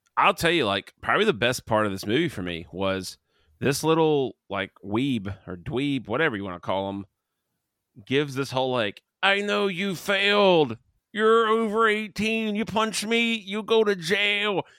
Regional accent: Canada; I'm Canadian

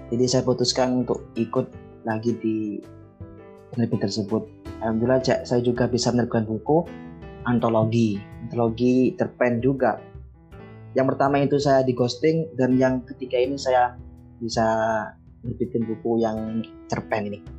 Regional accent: Mojokerto, East Java, Indonesia; Asal saya dari Mojokerto Jawa Timur.

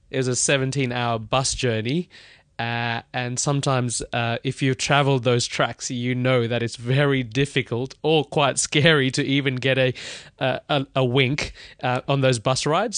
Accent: Melbourne, Victoria, Australia; moved away as an adult; also born or lived in India / Webuye, Kenya; now in London, United Kingdom; I grew up in Australia. Uh, long story, uh, but I was born in India. Um, when I was about two, two years old, we moved to Kenya

